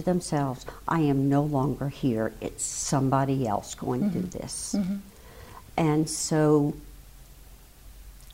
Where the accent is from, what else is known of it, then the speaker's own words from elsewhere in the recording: New Orleans, Louisiana, United States; I grew up in basically suburban New Orleans, Algiers, West Bank